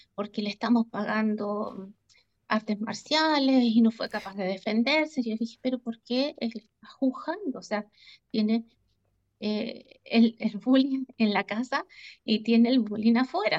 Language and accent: Spanish; Chile; now in Switzerland; la ciudad donde yo crecí, en Chile